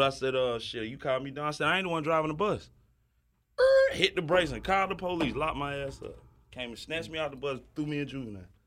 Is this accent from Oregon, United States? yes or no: no; Decatur, Georgia, United States; also born or lived in Lafayette; I was born in Decatur, like, literally Decatur